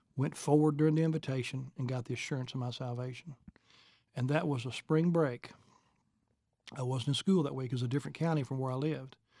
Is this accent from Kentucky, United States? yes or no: yes; Sugar Grove, Kentucky, United States; I was raised in Kentucky, uh, little place called Sugar Grove, Kentucky